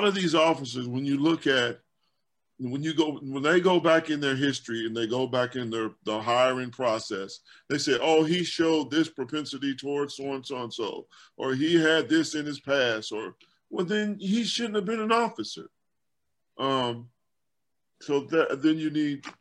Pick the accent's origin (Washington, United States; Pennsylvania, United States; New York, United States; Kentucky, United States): Kentucky, United States; Louisville; the guys that I grew up around in Louisville, Kentucky